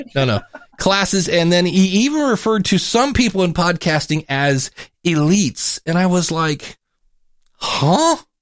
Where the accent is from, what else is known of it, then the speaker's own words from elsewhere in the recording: Cleveland, Ohio, United States; I'm from Cleveland.